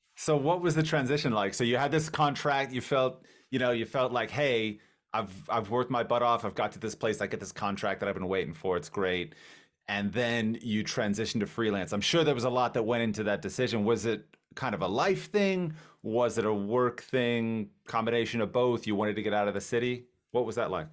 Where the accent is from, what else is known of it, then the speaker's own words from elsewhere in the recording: Miami, Florida, United States; I'm from Miami, Florida